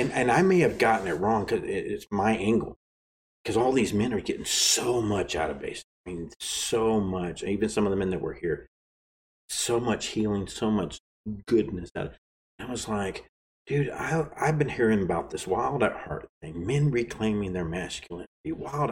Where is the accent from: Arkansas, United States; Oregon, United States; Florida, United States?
Arkansas, United States; I'm from Arkansas